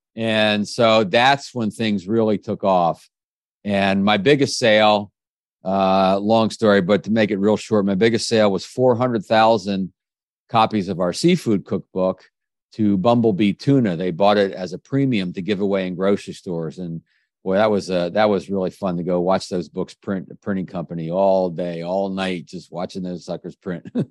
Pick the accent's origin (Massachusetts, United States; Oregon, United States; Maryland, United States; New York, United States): Maryland, United States; Kensington; also born or lived in Washington, D.C.; I grew up in the Washington, D C area